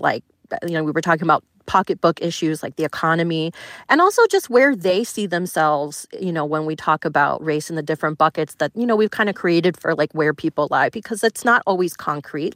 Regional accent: Florida, United States; I grew up in Florida

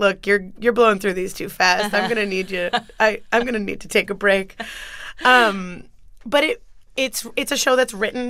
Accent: Acton, Massachusetts, United States; also born or lived in Brazil / Los Angeles; When I was 5, we lived in Massachusetts, but I was born in Brazil, and then I mm-hmm. grew up in Massachusetts.

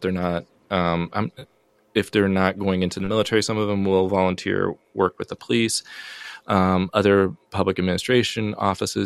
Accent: United States; first language English; moved away as an adult; also born or lived in South Korea; now in Iowa, United States; as an American living in Korea, even though I lived there for a long time and my mother's family is from there

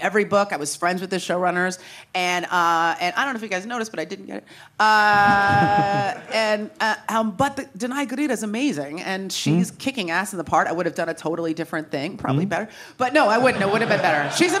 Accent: San Francisco, California, United States; moved away as an adult; I grew up in San Francisco

